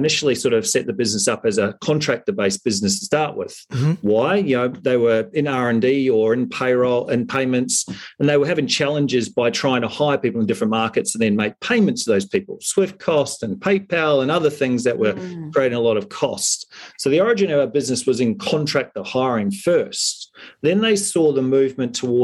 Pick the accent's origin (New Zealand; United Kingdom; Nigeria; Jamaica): New Zealand; now in Australia; being a Kiwi